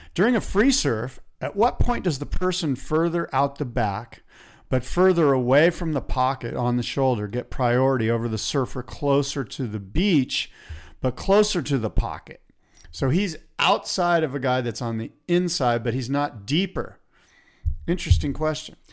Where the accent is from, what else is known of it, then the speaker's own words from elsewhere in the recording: San Diego, California, United States; growing up in San Diego and being a Padres fan